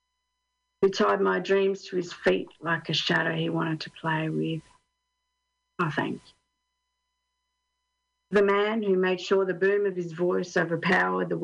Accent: Australia; now in Finland; I'm Australian

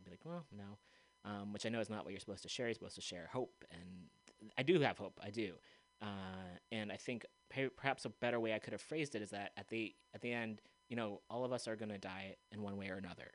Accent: United States; someone who was brought up in this country

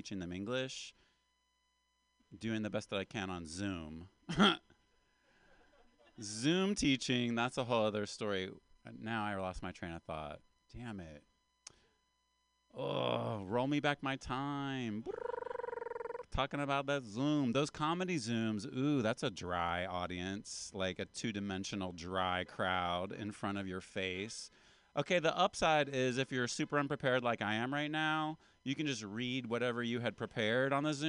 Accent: West Virginia, United States; I am a West Virginian American, Appalachian American

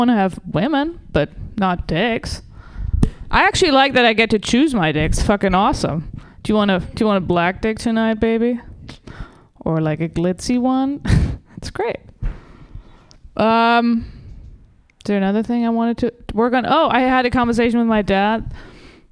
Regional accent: Germany; now in Los Angeles, United States; I'm originally from Germany

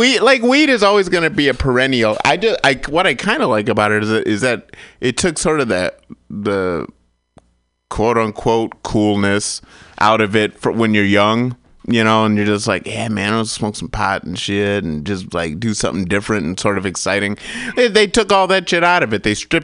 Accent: Michigan, United States

